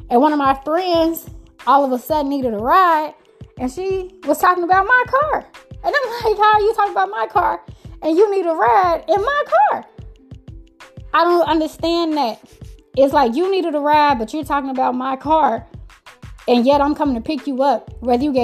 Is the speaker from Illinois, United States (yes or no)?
yes; Chicago, Illinois, United States; I'm from Chicago, Chi-Town